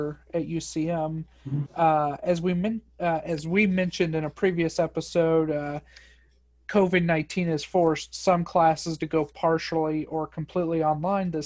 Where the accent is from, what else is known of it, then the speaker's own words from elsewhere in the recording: Boonville, Missouri, United States; I'm from Boonville, so this area